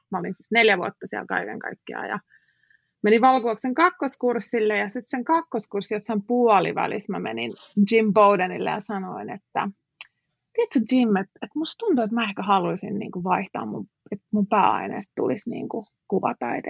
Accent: Finland; moved away as an adult; also born or lived in United States; mä oon Suomesta

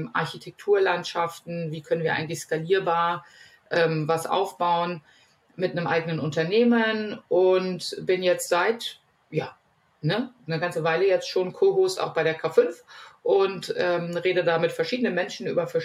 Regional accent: Northern Germany, Germany; geografisch komme ich aus Norddeutschland, wie der Name ja verrät

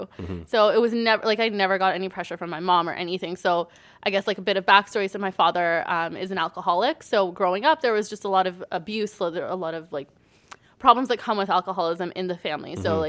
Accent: Brampton, Ontario, Canada; now in Caledon, Canada; I grew up in Brampton for the most part, and then I've been in Caledon for like 10 years now.

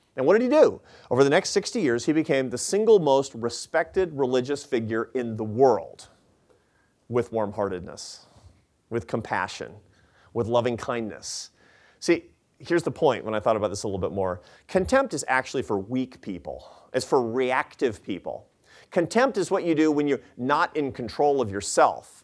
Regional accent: Seattle, Washington, United States; Seattle, 'cause that's my hometown

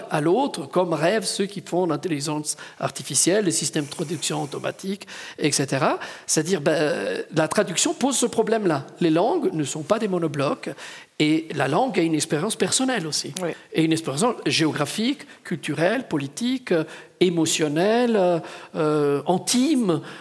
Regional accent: Ticino, Switzerland; je voudrais revenir un moment avec Maurice sur cette question de je viens du Tessin.

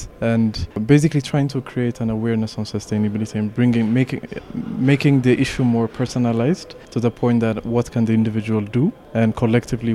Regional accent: Addis Ababa, Ethiopia; I'm born and raised in Addis

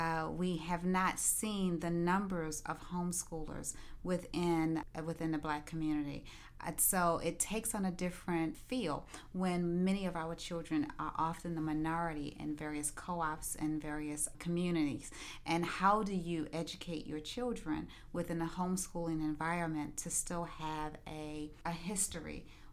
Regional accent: Maryland, United States; now in Florida, United States; we are transplants to the Florida area. We come from Maryland.

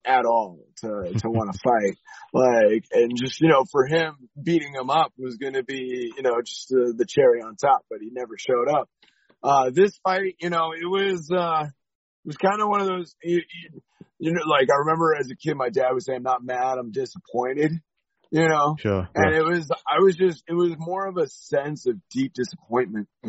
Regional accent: San Diego, California, United States; I grew up in San Diego, California

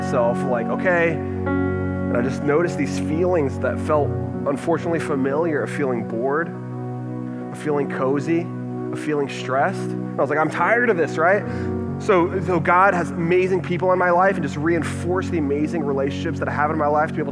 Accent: Texas, United States; moved away; also born or lived in Dallas, Texas; I'm from Texas.

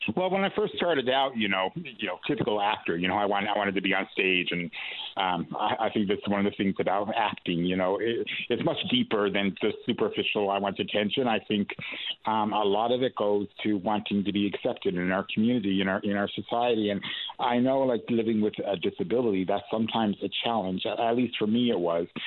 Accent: St. John's, Newfoundland and Labrador, Canada; I'm uh, born and bred here in the east side of St. John's, Newfoundland

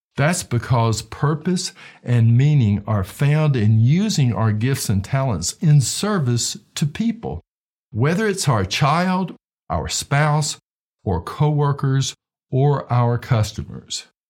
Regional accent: Knoxville, Tennessee, United States; my hometown of Knoxville, Tennessee

